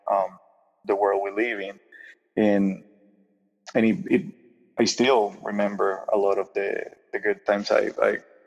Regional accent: Puerto Rico; first language Spanish; English is a second language; now in Michigan, United States; I grew up in Puerto Rico. I was born there back in the 80s

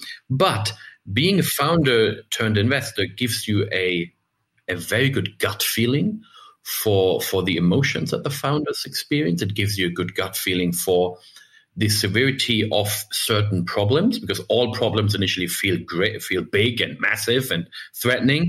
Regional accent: Germany; also born or lived in United States; I'm German

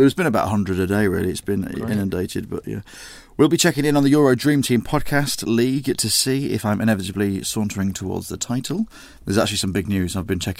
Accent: England, United Kingdom; I'm not Welsh anymore. I'm English. I've always been.

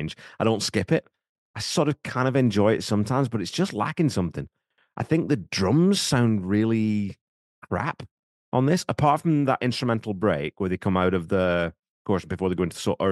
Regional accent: United Kingdom; now in Canada; growing up in Britain

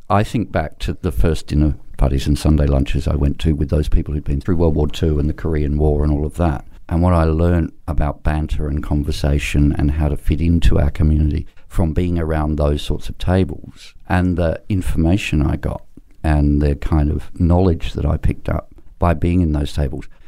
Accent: South Africa; now in Australia; I'm from South Africa originally

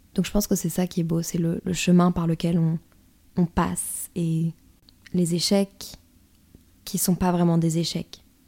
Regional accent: northern France, France; je viens du nord de la France.

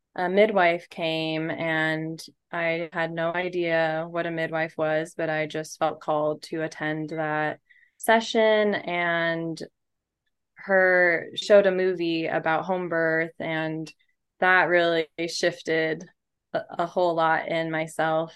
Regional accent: Seattle, Washington, United States; moved away as an adult; also born or lived in Olympia / San Diego; I grew up in Seattle

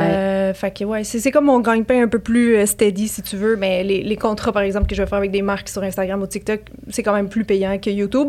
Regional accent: Montreal, Quebec, Canada; je viens de Montréal

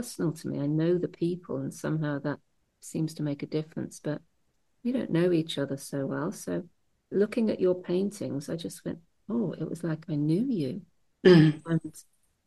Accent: Birmingham, West Midlands, United Kingdom; now in Hastings, United Kingdom; I was born in Birmingham

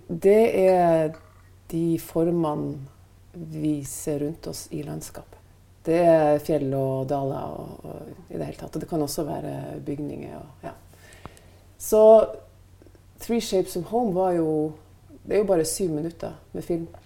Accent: Northern Norway, Norway; moved away; de omgivelsene som jeg vokste opp med i Nord-Norge

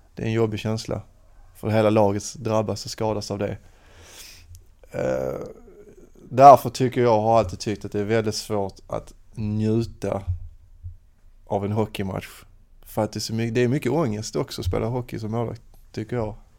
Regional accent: Lomma, Skåne, Sweden; mina hemtrakter åt Lomma, Åkarp

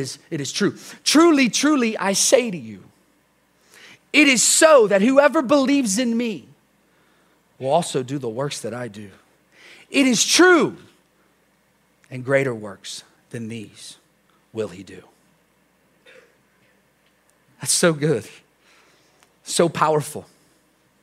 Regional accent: United States; we're American

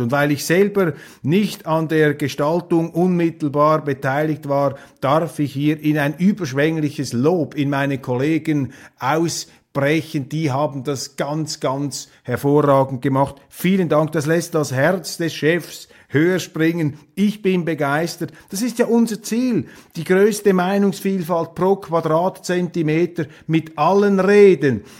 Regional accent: Switzerland; also born or lived in Germany; als Schweizer

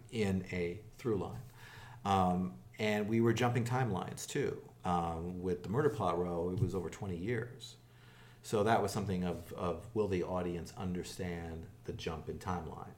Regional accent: Los Angeles, California, United States; also born or lived in New York; I was born in New York, but I grew up here in Los Angeles

